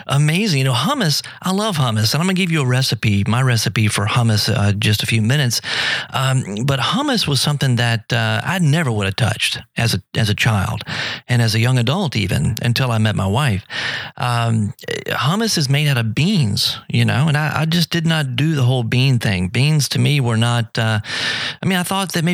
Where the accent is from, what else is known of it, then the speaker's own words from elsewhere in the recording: South Louisiana, United States; also born or lived in New Orleans; growing up in South Louisiana, living in New Orleans